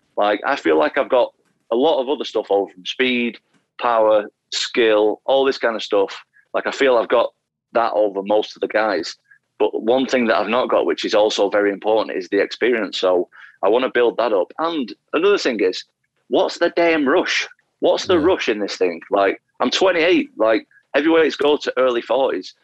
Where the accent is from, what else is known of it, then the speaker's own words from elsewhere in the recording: Salford, North West England, United Kingdom; also born or lived in Atherton, Greater Manchester; I was born in a place called Salford, Greater Manchester.